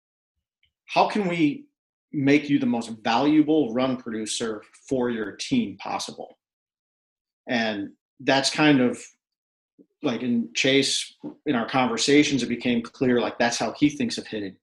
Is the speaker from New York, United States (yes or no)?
no; Cleveland, Ohio, United States; moved away as an adult; And I'm from Cleveland, grew up in Cleveland, called Cleveland home my whole life.